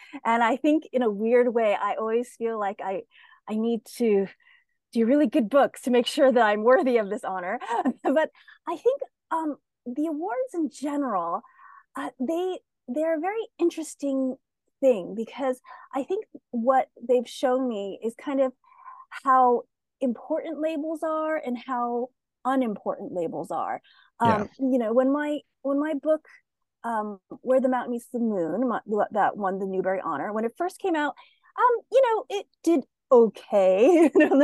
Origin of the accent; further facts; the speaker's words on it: upstate New York, United States; I grew up in upstate New York